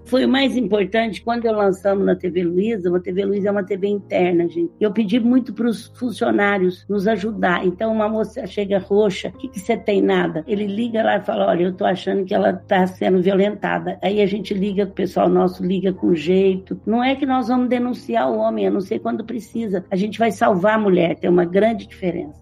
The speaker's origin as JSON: {"language": "Portuguese", "town": "Franca", "region": "São Paulo", "country": "Brazil", "accent": "southern Minas Gerais", "said": "Eu sou de Franca. Franca é uma cidade no interior de São Paulo"}